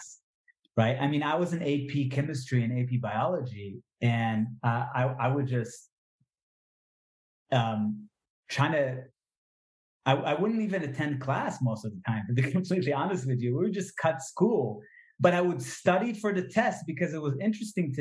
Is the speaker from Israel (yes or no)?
yes; Israel; English is a second language; it taught me a lot of English, right? Because I was, born and raised in Israel.